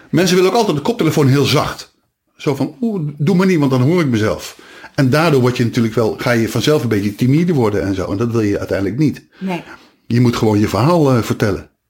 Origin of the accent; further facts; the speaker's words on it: Nijmegen, Gelderland, Netherlands; accent: Nijmegen; Maar ik ben wel blij dat ik van mijn accent af ben.